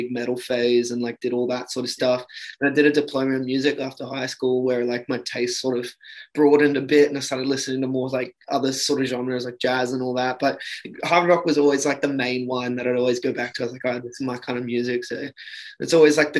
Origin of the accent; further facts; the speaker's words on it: Sunshine Coast, Queensland, Australia; moved away as an adult; now in Sydney, Australia; I was brought up in Queensland on Sunshine Coast like for pretty much my whole life